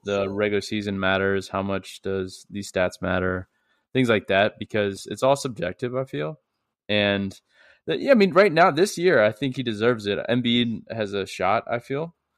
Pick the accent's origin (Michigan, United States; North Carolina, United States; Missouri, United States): Missouri, United States; St. Louis; I'm from Saint Louis